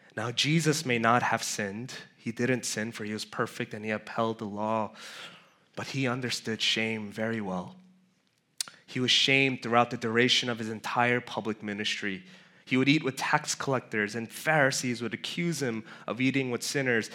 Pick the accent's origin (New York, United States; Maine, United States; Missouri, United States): New York, United States; New York City; I grew up in Flushing. Um, technically white stone, but it's close enough